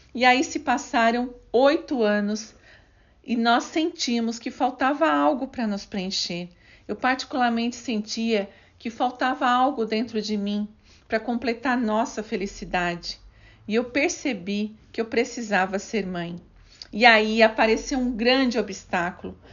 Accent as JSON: {"language": "Portuguese", "town": "Criciúma", "region": "Santa Catarina", "country": "Brazil", "tie": "born or raised there", "said": "Nasci em Criciúma, no estado de Santa Catarina. Tive uma infância muito simples"}